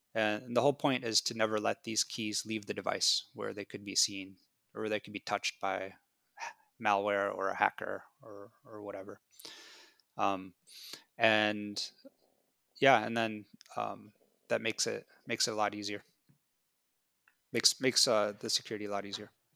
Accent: United States; I grew up in America

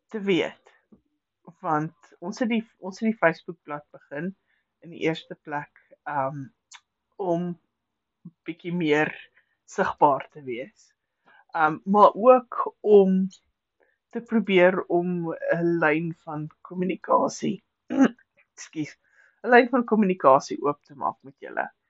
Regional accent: South Africa; ons Afrikaners

